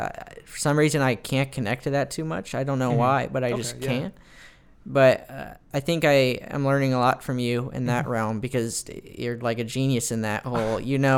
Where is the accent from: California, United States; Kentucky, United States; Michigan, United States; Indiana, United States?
California, United States; Fullerton; I am. I'm from the West Coast, Southern California, Orange County, Fullerton, California, represent.